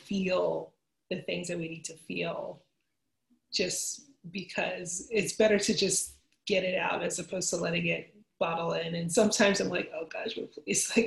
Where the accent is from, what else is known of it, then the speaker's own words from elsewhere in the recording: Philadelphia, Pennsylvania, United States; I'm from Philadelphia